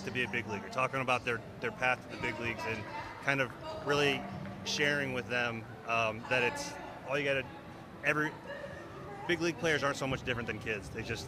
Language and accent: English; Shaker Heights, Ohio, United States; I grew up in Shaker Heights.